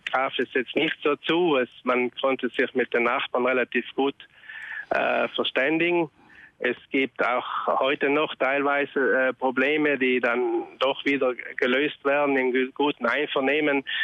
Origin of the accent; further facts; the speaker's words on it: Trentino-Alto Adige, Italy; irgendwie hat es mich immer schon so interessiert, die ökologische Landwirtschaft, aber es waren bei uns in Südtirol überall äh, halt nur die ersten Gehversuche.